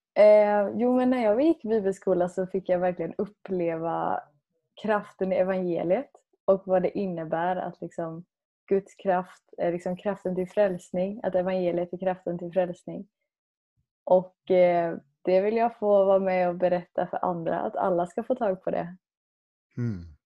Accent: Sweden; som själv svensk

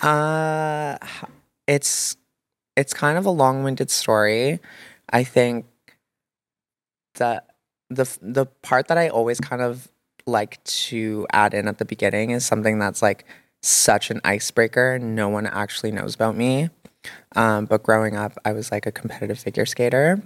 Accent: Toronto, Ontario, Canada; growing up in Toronto

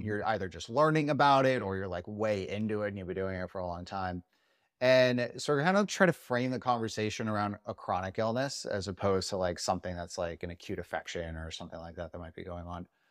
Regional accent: Las Vegas, Nevada, United States; I'm from Vegas

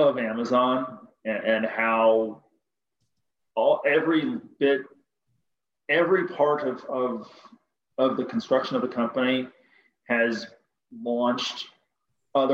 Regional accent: Cleveland, Ohio, United States; Cleveland, which is my hometown

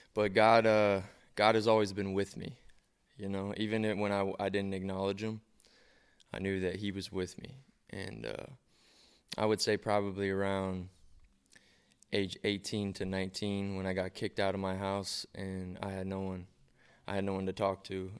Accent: Columbus, Ohio, United States; moved away as an adult; also born or lived in Cleveland, Ohio; now in Las Vegas, United States; I grew up in Columbus, and then I moved to Cleveland for high school

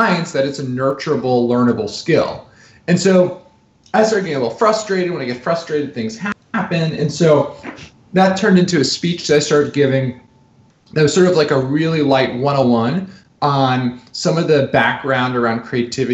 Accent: New Jersey, United States; I'm a kid from New Jersey

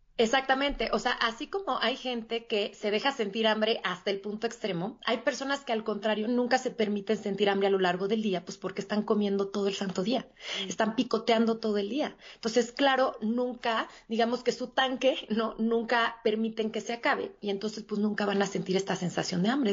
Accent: Mexico City, Mexico; yo soy de la Ciudad de México y aquí radico

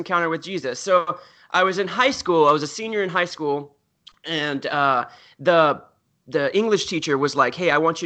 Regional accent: the South, United States; I grew up in the South

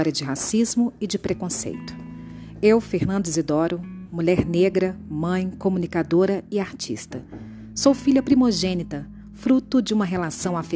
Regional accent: Juiz de Fora, Minas Gerais, Brazil; also born or lived in Belo Horizonte; Nasci na capital mineira, Belo Horizonte, mas fui criada no interior do estado, em Juiz de Fora.

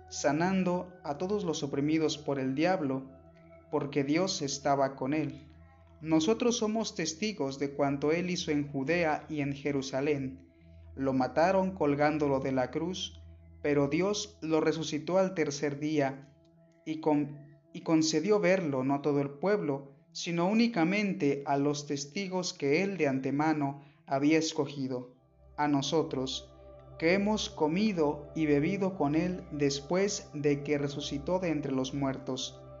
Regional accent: Zacatepec, Morelos, Mexico; También mando un saludo muy especial a toda la diócesis de Cuernavaca, por supuesto, que es de donde yo soy, en la parroquia de Santiago Apóstol, Zacatepec, Morelos.

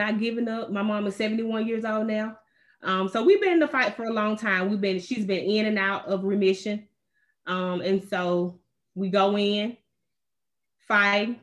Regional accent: Camak, Georgia, United States; also born or lived in Warren County, Georgia; now in Stockbridge, United States; I am from Warren County. I grew up in Kamek, Georgia

